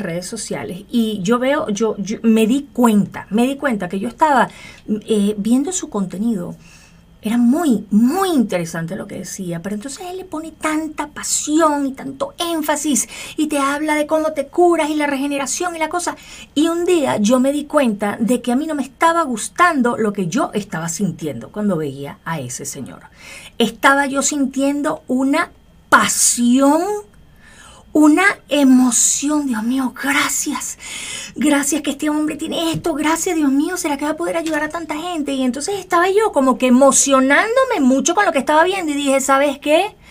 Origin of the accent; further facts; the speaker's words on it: Venezuela; yo soy venezolana.